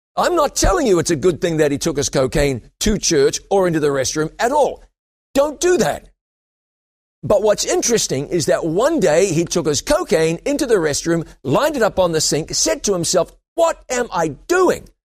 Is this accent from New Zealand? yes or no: yes; New Zealand; also born or lived in London, England; I went back to my home country of New Zealand